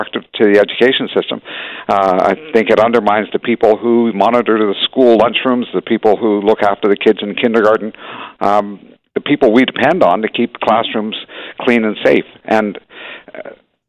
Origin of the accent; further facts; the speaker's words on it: Hamilton, Ontario, Canada; I grew up in Hamilton. It's a union town